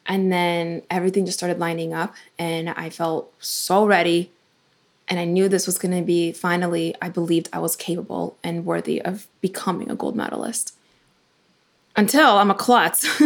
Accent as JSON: {"language": "English", "country": "Ukraine", "tie": "born or raised there", "moved": "yes", "lives_now": "United States", "said": "when I was born in Ukraine"}